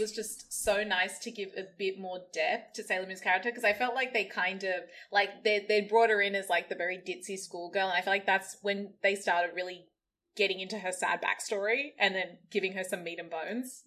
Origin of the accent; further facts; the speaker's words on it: Australia; growing up in Australia